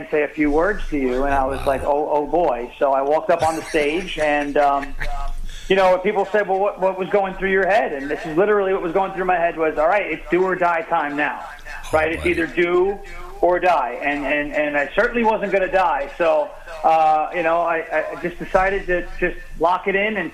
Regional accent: Long Island, New York, United States; I'm from Long Island.

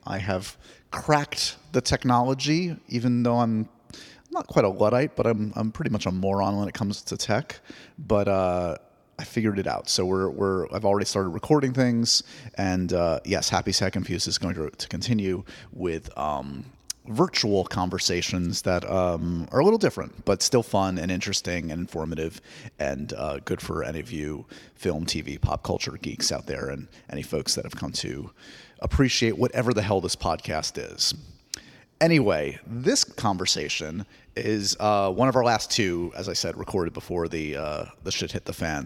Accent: New York, United States; I grew up in New York.

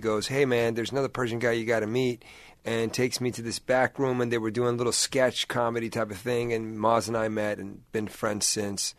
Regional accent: Washington, District of Columbia, United States; also born or lived in Tucson, Arizona; I was born there. Grew up in Washington, D.C.

